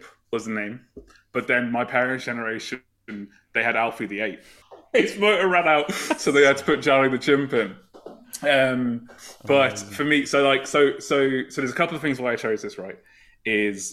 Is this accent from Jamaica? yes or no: no; Northampton, East Midlands, United Kingdom; I'm from a town called Northampton in the UK. I'm not Irish